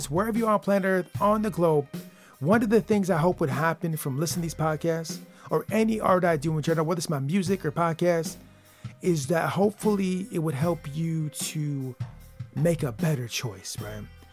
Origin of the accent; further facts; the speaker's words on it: Michigan, United States; I'm from the state of Michigan